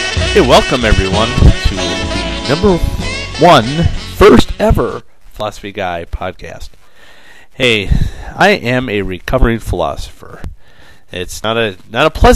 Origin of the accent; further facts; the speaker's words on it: Wisconsin, United States; my home state of Wisconsin